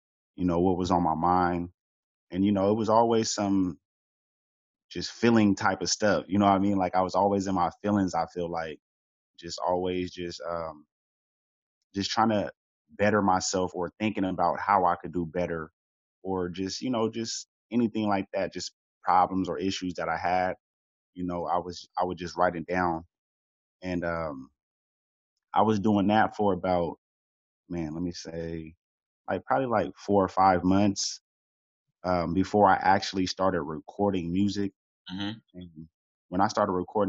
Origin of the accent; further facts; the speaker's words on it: Sacramento, California, United States; I'm from Sacramento, California